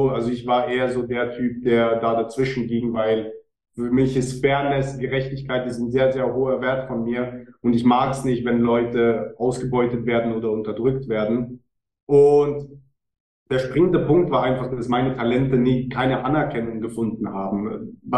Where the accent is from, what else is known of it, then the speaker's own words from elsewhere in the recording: Switzerland; Ich weiß nicht, wie, wie sexy das für die Deutschen ist, aber ja, ich bin Schweizer.